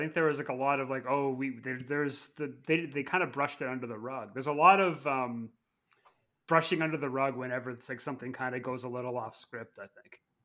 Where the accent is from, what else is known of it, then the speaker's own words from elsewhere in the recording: Canada; moved away; also born or lived in Oklahoma City; I grew up in Canada following hockey